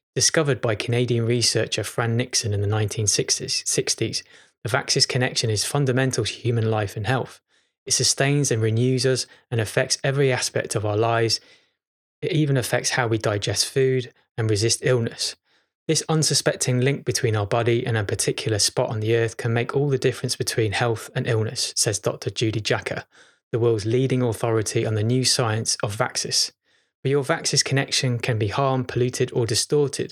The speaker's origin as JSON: {"language": "English", "town": "Chester", "region": "North West England", "country": "United Kingdom", "tie": "born or raised there", "moved": "yes", "said": "I was born in Chester. This is strangely where I'm at the moment. This is my childhood home"}